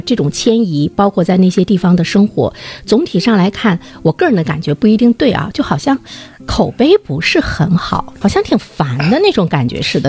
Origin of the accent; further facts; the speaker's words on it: Dalian, Liaoning, China; 我们大连人